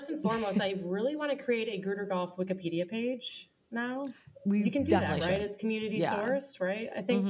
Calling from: Dallas, Texas, United States; I'm calling from Dallas, Texas. New residence for me.

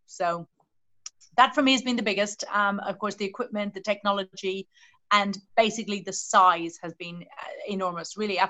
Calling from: Southampton, South East England, United Kingdom; Hi, everyone. I'm coming from Southampton in the UK.

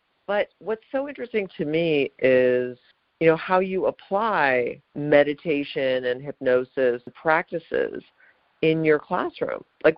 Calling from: Los Angeles, California, United States; And I'm calling from Los Angeles, where the sky is this weird, like, diarrhea yellow and has been for 3 days.

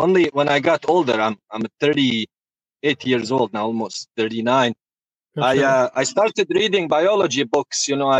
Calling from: Pennsylvania, United States

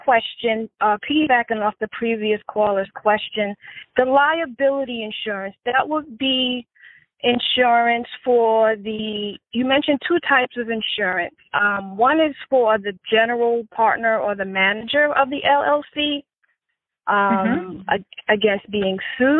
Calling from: New York, United States; I'm calling from New York.

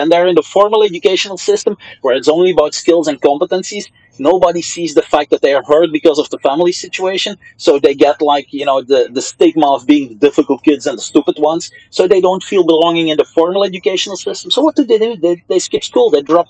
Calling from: Brussels, Belgium; Many of these guys over here in Brussels, I'm calling in from Belgium, many of the kids that went to fight with ISIS in Syria

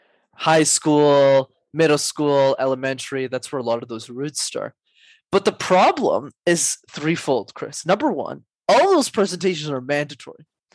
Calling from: Montreal, Quebec, Canada; Calling in from Montreal.

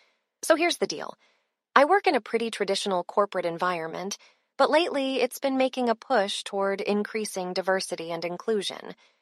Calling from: Austin, Texas, United States

